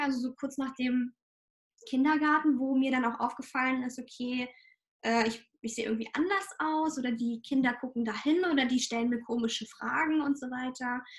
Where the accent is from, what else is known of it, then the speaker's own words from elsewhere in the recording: Ukraine; moved away; ich komme ursprünglich aus der Ukraine